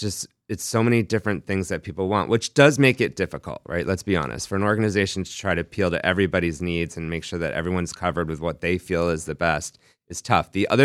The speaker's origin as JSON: {"language": "English", "region": "New York", "country": "United States", "tie": "born or raised there", "said": "They also grew up where I grew up in New York"}